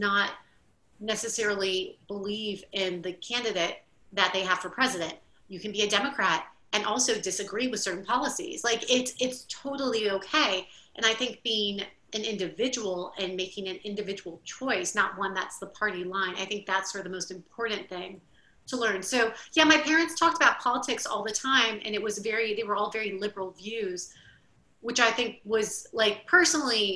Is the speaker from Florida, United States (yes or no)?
yes; Miami, Florida, United States; moved away as an adult; now in New Orleans, United States; I grew up in Miami, Florida